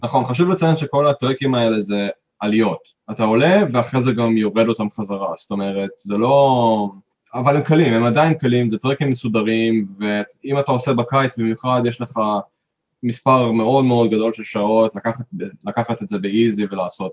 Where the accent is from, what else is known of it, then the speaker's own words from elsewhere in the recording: Israel; moved away as an adult; now in Queenstown, New Zealand; אנחנו מישראל